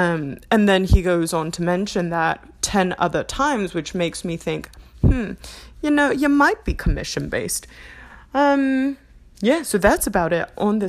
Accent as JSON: {"language": "English", "country": "United Kingdom", "accent": "English", "said": "I'm going to be transitioning between English accent and my new Australian accent, which some people have said sound New Zealander or like a Kiwi."}